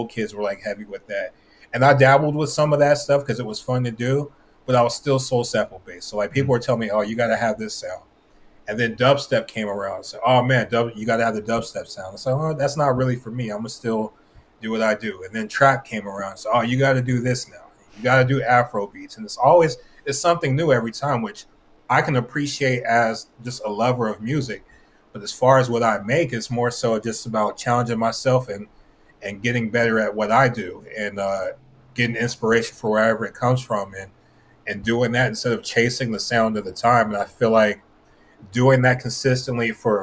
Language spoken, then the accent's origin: English; West Covina, California, United States; I'm from West Covina, which is about 30 minutes outside of L.A.